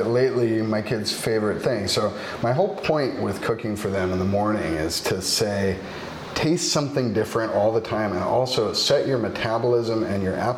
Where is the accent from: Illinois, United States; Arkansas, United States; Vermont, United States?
Vermont, United States; moved away as an adult; also born or lived in Rhode Island / Oregon; now in Portland, United States; I come from Vermont. I hail from Vermont